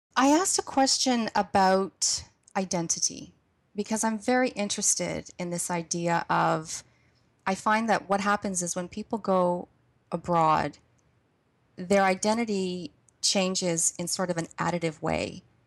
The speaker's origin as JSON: {"language": "English", "country": "Canada", "moved": "as an adult", "said": "we made sure that the children never lost the sense of being Canadian. So we celebrated Canada Day"}